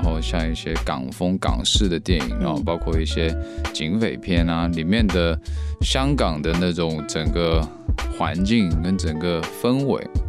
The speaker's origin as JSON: {"language": "Chinese", "region": "Guangdong", "country": "China", "said": "从小的环境就是潮汕话嘛，跟普通话"}